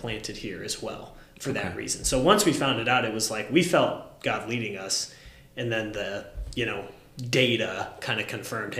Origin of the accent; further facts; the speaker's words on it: Mogadore, Ohio, United States; I grew up in Mogador. It's kind of connected. It's a couple yeah. miles outside of there.